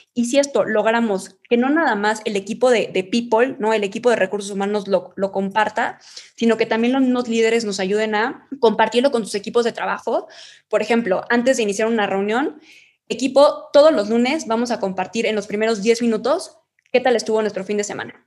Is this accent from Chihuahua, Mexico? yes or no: yes; Chihuahua, Mexico; now in Mexico City, Mexico; nosotros somos de Chihuahua